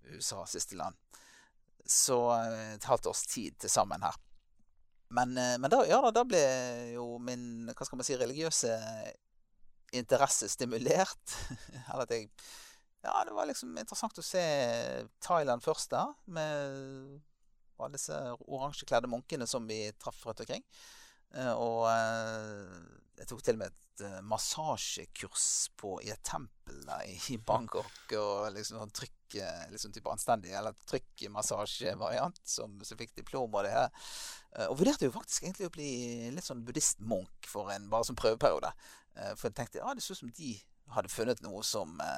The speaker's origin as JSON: {"language": "Norwegian", "town": "Bergen", "region": "Vestland", "country": "Norway", "tie": "born or raised there", "also_born_or_lived": "Tromsø, Norway", "moved": "as an adult", "lives_now": "Lyngdal, Norway", "said": "jeg ble født eh, i Bergen og eh, vokste opp der for det meste"}